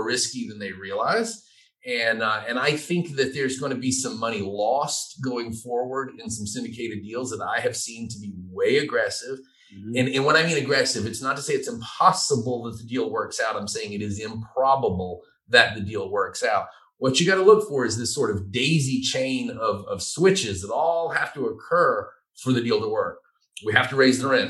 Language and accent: English; Georgia, United States; also born or lived in Savannah, Georgia; I'm from Georgia and I'm kind of redneck